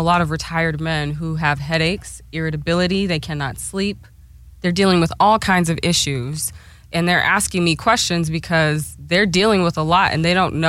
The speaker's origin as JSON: {"language": "English", "town": "Oklahoma City", "region": "Oklahoma", "country": "United States", "tie": "born or raised there", "moved": "yes", "lives_now": "California, United States", "said": "I mostly grew up in Oklahoma City, Southside."}